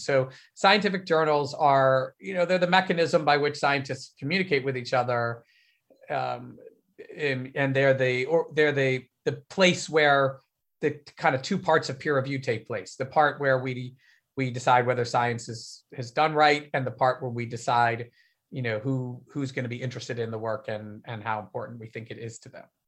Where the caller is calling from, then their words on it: Berkeley, California, United States; I am calling from Berkeley, California.